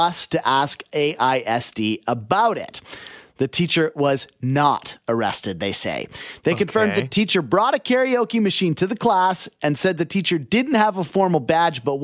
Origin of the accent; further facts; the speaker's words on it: Abbotsford, British Columbia, Canada; I grew up in Abbotsford.